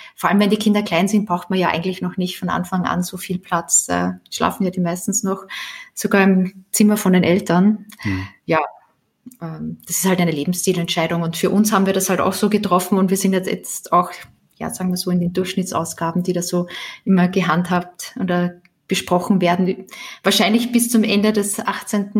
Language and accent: German; Austria; moved away as an adult; now in Germany; kleine Wohnung in Österreich äh, gekauft, in meiner Heimatstadt